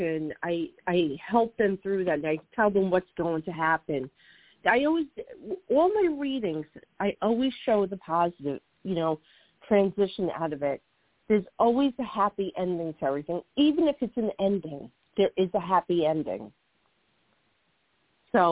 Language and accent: English; New Jersey, United States; accent: Jersey; my Jersey accent